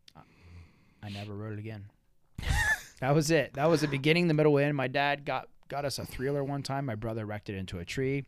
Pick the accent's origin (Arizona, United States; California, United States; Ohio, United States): Ohio, United States; Brinkhaven; I grew up in Brinkhaven